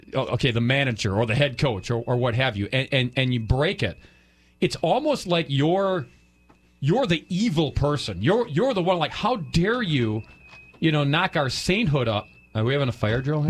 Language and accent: English; Wisconsin, United States; we're from Wisconsin